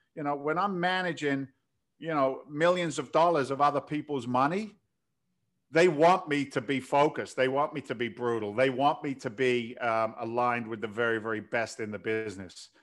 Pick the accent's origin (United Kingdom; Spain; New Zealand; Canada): United Kingdom; London; moved away as an adult; also born or lived in New York City; now in United States; in eighty-six, I came from London, so I'm an im, I'm an immigrant to the country